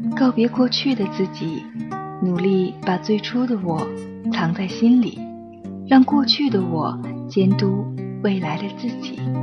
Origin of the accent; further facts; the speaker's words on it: northern China, China; 我成长在一个北方的城市，这里没有栀子花